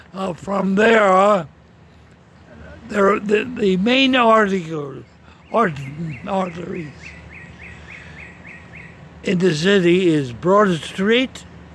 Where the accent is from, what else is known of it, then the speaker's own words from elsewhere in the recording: Pennsylvania, United States; Oh, and growing up, the variety of opportunities. We have 2 cities, one at each end of the state.